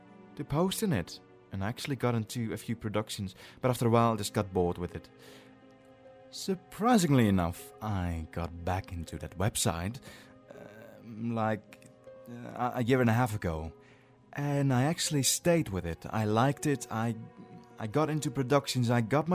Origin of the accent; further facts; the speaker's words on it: Netherlands; English is a second language; I am actually Dutch. I am from the Netherlands.